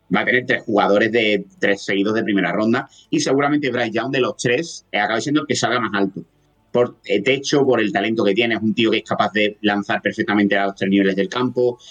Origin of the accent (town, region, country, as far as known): Andalusia, Spain; accent: Andalusian